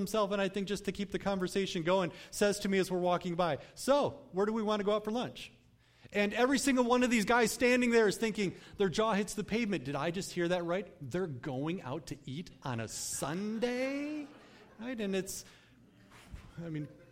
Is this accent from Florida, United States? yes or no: no; Cutlerville, Michigan, United States; I grew up in the Cutlerville area, not too far from here, but my family moved there when I was at a pretty young age